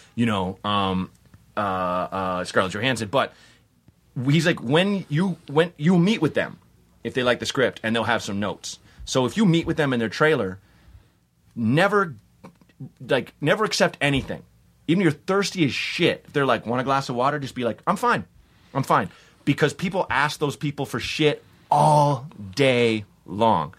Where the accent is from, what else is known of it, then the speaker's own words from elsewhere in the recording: Portland, United States; I'm from Portland